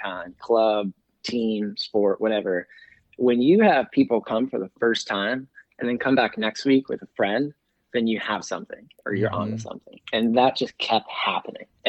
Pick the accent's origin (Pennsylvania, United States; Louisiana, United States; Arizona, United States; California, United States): Pennsylvania, United States; When I was in high school in my hometown, Pennsylvania